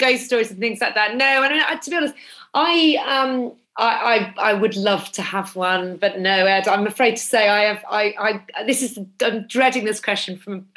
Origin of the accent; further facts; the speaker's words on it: Norwich, East of England, United Kingdom; I'm from the city, actually. I'm from Norwich.